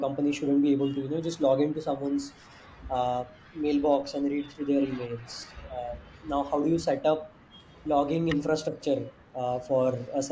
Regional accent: India; as an Indian, Indian startup

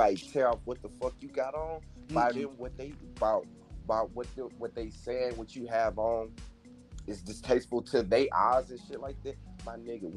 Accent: Alexandria, Louisiana, United States; I'm from Louisiana, Alexandria to be exact

